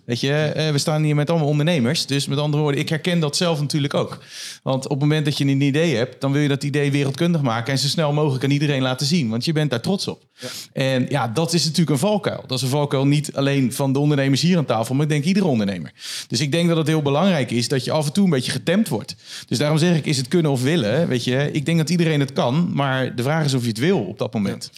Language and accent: Dutch; Netherlands; als Hollander